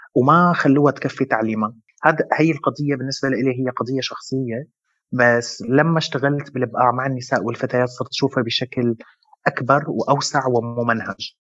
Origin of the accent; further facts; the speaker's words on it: Syria; now in Lebanon; أنا من سوريا ومقيم بلبنان من 8 سنين